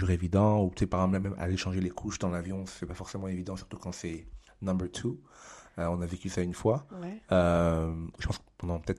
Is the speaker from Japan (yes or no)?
yes; Japan; now in Canada; Naturellement, étant donné mon enfance au Japon, les mangas font partie intégrante de ma vie.